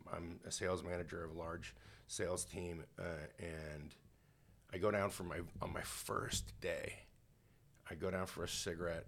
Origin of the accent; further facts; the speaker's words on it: Canada; I grew up in Canada